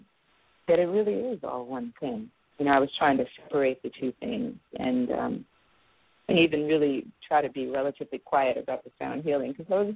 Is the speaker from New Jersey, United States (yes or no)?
no; New York City, New York, United States; now in San Francisco Bay Area, United States; I'm a native New Yorker. I was born and raised in Brooklyn, New York.